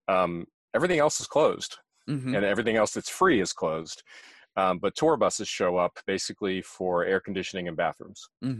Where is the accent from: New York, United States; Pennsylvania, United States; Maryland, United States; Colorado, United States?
Maryland, United States; Germantown; I grew up in Germantown, Montgomery County, and I don't get up there very much because my family doesn't live there anymore.